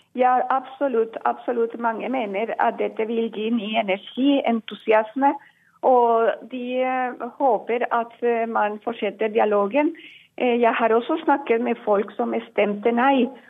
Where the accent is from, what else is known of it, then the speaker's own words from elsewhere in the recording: Colombia; now in Norway; jeg vokste opp i Colombia